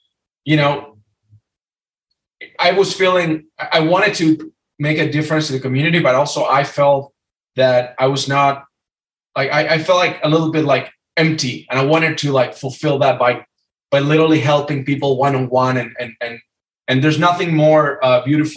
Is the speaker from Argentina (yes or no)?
yes; Argentina; moved away as an adult; also born or lived in Los Angeles, California; now in California, United States; I'm from Argentina. I'm 39 years old. I came to the U.S. on a scholarship.